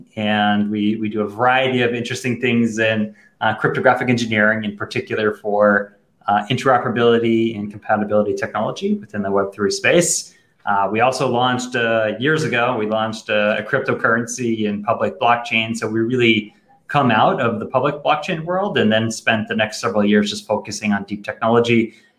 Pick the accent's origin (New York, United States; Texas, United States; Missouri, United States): New York, United States; You know how to pronounce it better than I do. I'm from New York.